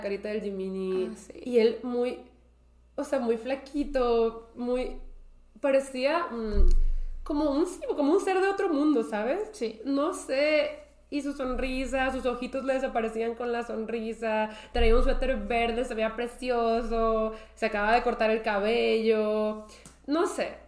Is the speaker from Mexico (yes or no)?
yes; Mexico; yo soy de México